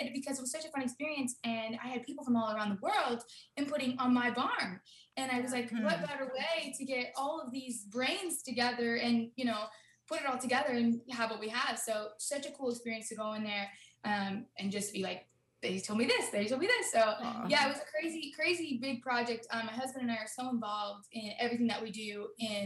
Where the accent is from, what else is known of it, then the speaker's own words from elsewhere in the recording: Florida, United States; I've actually born and raised in Florida. Okay. Like, I'm a Florida girl, but my family, like, they're from Jersey